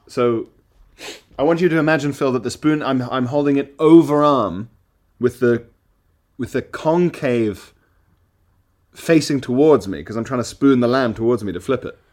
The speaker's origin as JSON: {"language": "English", "country": "Isle of Man", "tie": "born or raised there", "also_born_or_lived": "South Africa", "moved": "as an adult", "lives_now": "London, United Kingdom", "said": "in my house where I grew up on the Isle of Man"}